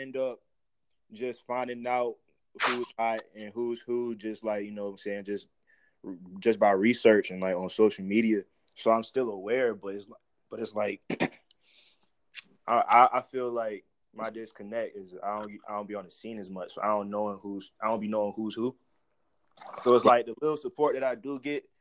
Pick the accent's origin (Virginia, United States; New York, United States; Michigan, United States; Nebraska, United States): Virginia, United States; Portsmouth; now in Suffolk, United States; I'm from Portsmouth, bro. I came up in Portsmouth, real shit. Like, I live in Suffolk right now, but I came up in Portsmouth